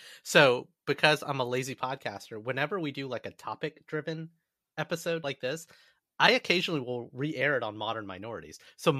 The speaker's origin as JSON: {"language": "English", "region": "the South and then the Midwest", "country": "United States", "tie": "born or raised there", "also_born_or_lived": "New York", "moved": "yes", "said": "I did not grow up really understanding Jewish culture, right? The Jewish culture in America, growing up in the South and then the Midwest"}